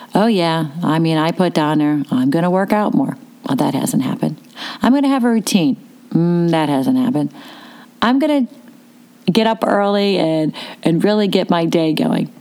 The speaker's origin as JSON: {"language": "English", "town": "Pittsburgh", "region": "Pennsylvania", "country": "United States", "said": "I was from Pittsburgh because I'm talking fast"}